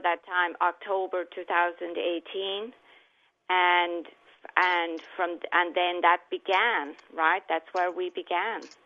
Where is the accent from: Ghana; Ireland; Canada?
Ireland; Southwest Ireland; moved away as an adult; also born or lived in Kansas City / Dallas, Texas; now in United States; I'm originally from Ireland, spent the first 27 years of my life in Ireland, grew up in southwest part of Ireland near the Atlantic Ocean